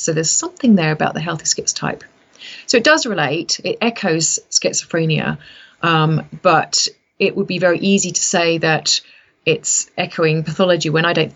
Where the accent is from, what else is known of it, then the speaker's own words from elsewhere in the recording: United Kingdom; so I'm British, I came from that background